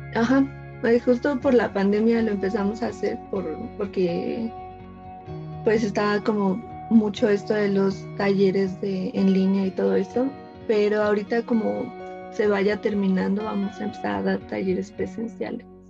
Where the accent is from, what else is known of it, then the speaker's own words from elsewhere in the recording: Ecatepec, State of Mexico, Mexico; yo soy de aquí, de Ecatepec